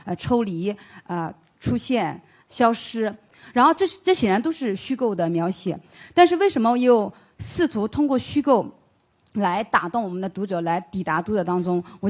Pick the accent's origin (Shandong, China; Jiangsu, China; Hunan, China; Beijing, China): Jiangsu, China